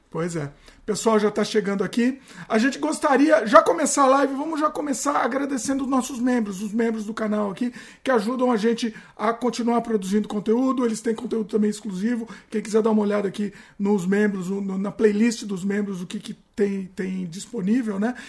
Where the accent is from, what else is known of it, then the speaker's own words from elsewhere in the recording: Brazil; now in British Columbia, Canada; somos brasileiros